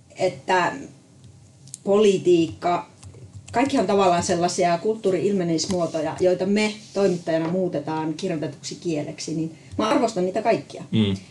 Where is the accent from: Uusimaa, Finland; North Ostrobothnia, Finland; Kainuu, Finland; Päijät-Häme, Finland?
Kainuu, Finland; Sotkamo; Mä olen ihan syntyperäinen kainuulainen, sotkamolainen